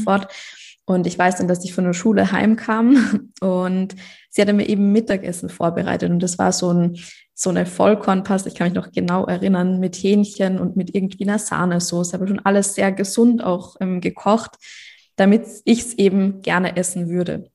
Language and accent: German; Austria; ich komme aus Österreich